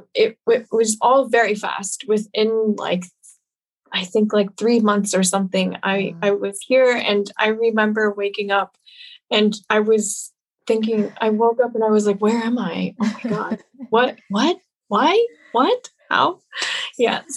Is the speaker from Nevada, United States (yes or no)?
yes; Las Vegas, Nevada, United States; now in Zurich, Switzerland; was born and raised in Las Vegas, and I currently live in Zurich, Switzerland.